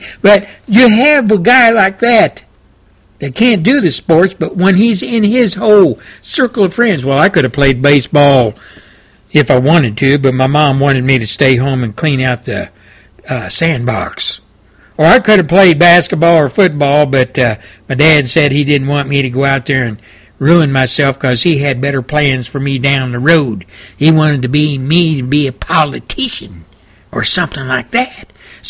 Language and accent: English; Texas, United States; Now, Cruz is from my home state of Texas.